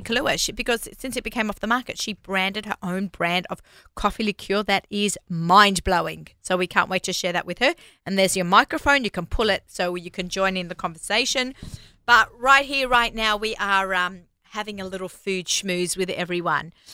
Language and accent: English; Australia; moved away; I'm Australian